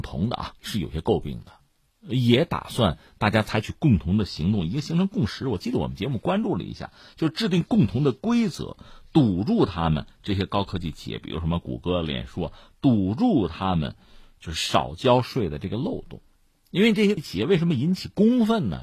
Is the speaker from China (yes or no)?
yes; China; 我们中国人也有这种感觉